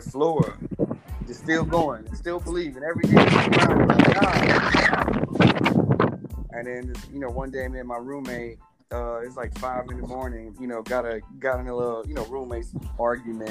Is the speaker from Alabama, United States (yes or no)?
yes; Dothan, Alabama, United States; moved away; I grew up in the projects of Dothan, Alabama